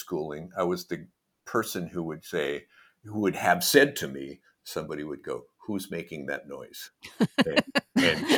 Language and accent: English; Portland, Oregon, United States; I'm from Portland. I was born in Portland, Oregon